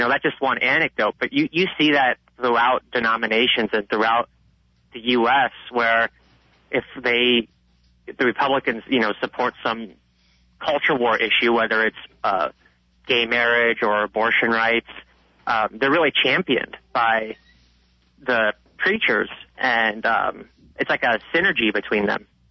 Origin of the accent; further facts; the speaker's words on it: Nebraska, United States; moved away as an adult; also born or lived in Lincoln, Nebraska / New York City; I went to a uh, big town in, Link- in Nebraska, Lincoln a large college